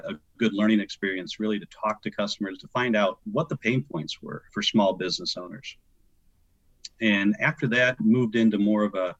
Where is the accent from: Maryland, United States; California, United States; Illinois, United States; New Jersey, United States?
Illinois, United States; Western; moved away as an adult; also born or lived in Arizona; I grew up in the Midwest, so Western Illinois